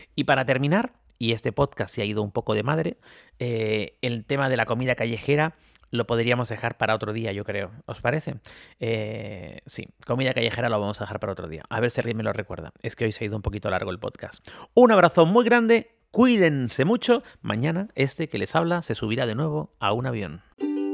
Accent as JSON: {"language": "Spanish", "country": "Spain", "said": "yo soy de España"}